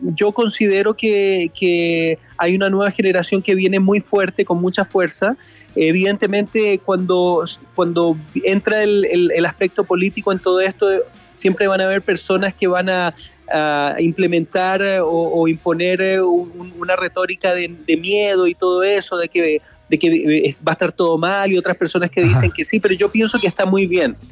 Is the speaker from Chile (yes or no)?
yes; Chile; now in Los Angeles, United States; muy contento también de estar en mi país. que no visitaba desde hace un año y medio